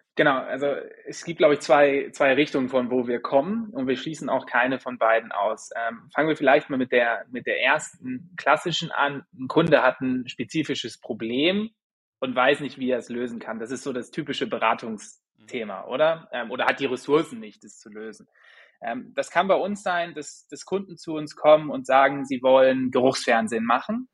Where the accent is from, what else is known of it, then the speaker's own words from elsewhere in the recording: Germany; also born or lived in St. Gallen, Switzerland; now in Vienna, Austria; ich bin gebürtiger Friese eigentlich. Mich hat es dann aber nach Wien verschlagen.